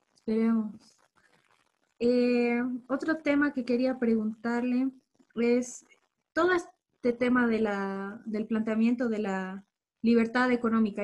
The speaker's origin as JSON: {"language": "Spanish", "country": "Bolivia", "said": "como bolivianos"}